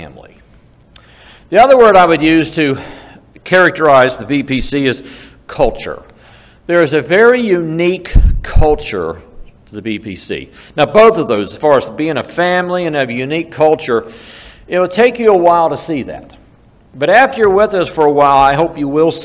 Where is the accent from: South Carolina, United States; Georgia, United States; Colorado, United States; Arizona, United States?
South Carolina, United States; I'm from South Carolina